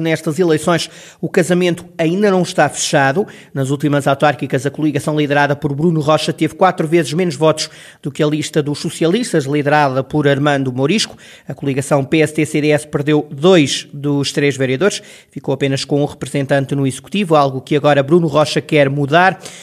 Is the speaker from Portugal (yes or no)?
yes; Carregal do Sal, Centro, Portugal; ao meu Conselho, à minha terra